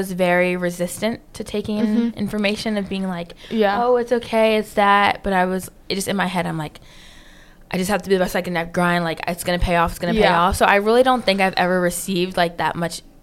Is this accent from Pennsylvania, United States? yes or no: yes; Philadelphia, Pennsylvania, United States; moved away as an adult; also born or lived in Lower Merion, Pennsylvania; now in Raleigh, United States; I'm originally from Philadelphia, Pennsylvania, but we moved outside of, like, that area for a better education. So Lower Merion